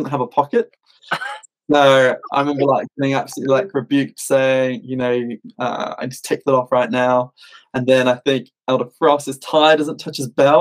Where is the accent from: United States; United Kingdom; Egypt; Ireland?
United Kingdom; being British